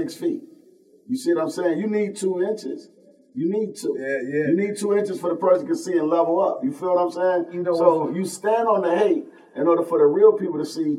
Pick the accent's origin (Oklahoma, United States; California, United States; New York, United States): New York, United States; Buffalo; We grew up in Cold Spring